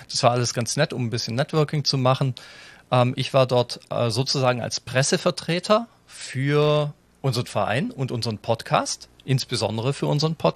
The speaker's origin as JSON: {"language": "German", "country": "Germany", "said": "ich komme nicht aus Wien, mir kann es ja eigentlich wurscht sein. Als Piefke ähm, sowieso, gleich zweimal."}